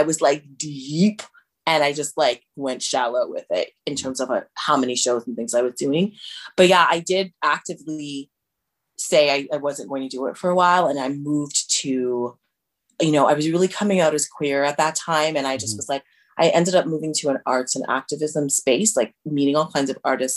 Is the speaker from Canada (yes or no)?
yes; Toronto, Ontario, Canada; also born or lived in Windsor; I was born in Toronto, but I grew up mainly in Rexdale